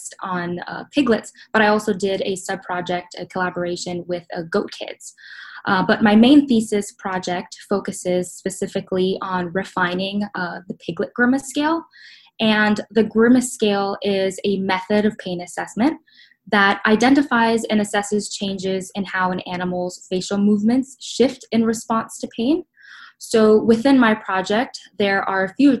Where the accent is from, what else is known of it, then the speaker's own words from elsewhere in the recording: Miami, Florida, United States; moved away as an adult; now in Minnesota, United States; originally from Miami, Florida.